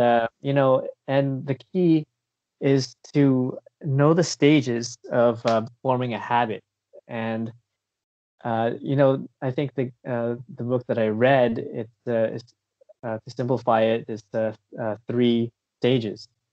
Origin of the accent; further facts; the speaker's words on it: Windsor, Ontario, Canada; also born or lived in South Korea / United Kingdom; now in Vancouver, Canada; I'm a Filipino Canadian, uh, from originally from Windsor, Ontario, but uh, right now I live in uh, around the Vancouver area in uh, BC